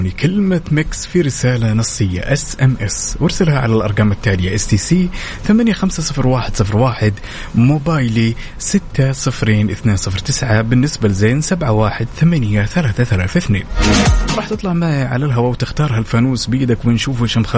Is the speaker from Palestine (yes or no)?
no; Syria; now in Dammam, Saudi Arabia